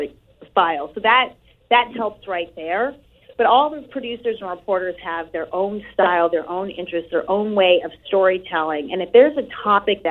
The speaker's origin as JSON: {"language": "English", "region": "New England", "country": "United States", "tie": "born or raised there", "said": "here in New England, in my hometown, my area."}